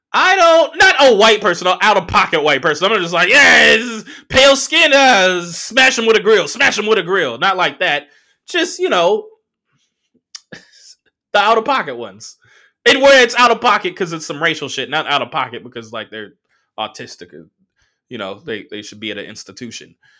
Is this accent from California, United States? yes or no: yes; Southern California, United States; I'm from Southern California